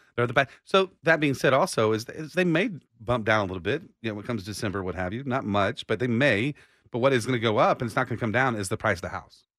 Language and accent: English; Austin, Texas, United States; I was born right here in Austin